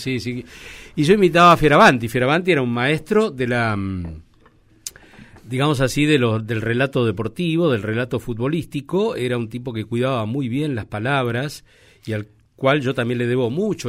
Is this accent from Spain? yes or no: no; Argentina; nuestro país